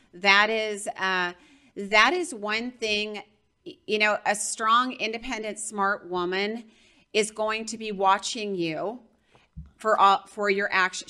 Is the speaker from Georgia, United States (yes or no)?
yes; Georgia, United States; I'm from Georgia